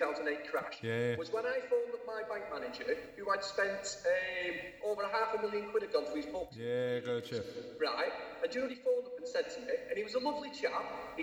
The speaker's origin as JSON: {"language": "English", "country": "United Kingdom", "said": "I'm really passionate about being a British lad. You know, Irish descent"}